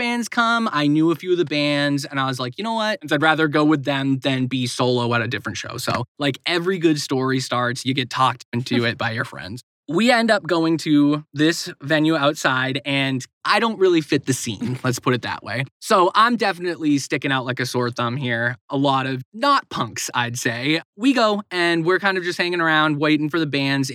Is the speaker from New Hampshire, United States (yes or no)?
yes; Barnstead, New Hampshire, United States; also born or lived in Boston area; So I grew up in a little town called Barnstead, New Hampshire.